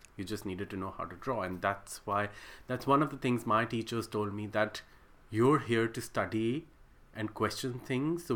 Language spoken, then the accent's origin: English; Pakistan; moved away as an adult; now in Sydney, Australia; I am originally from Pakistan